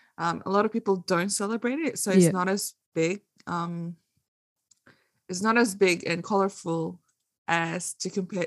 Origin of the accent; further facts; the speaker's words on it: Philippines; now in Australia; I grew up in the Philippines and I spent most of my Christmas there. And, you know, it's compared to here in Australia, I only have a few families and most of my families are in the Philippines.